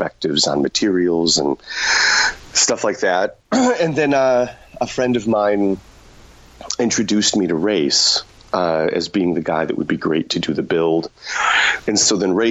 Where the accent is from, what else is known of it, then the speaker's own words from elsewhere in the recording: Chicago, Illinois, United States; now in Los Angeles, United States; I'm from Chicago originally.